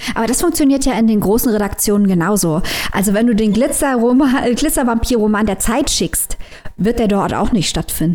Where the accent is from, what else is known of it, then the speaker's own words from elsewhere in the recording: Saarland, Germany; Ich bin Saarländerin, wohne direkt an der Grenze